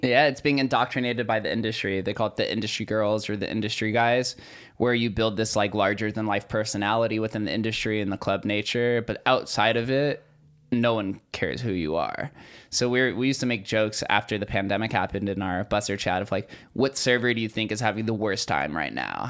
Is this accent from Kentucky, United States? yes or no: no; Las Vegas, Nevada, United States; growing up in Vegas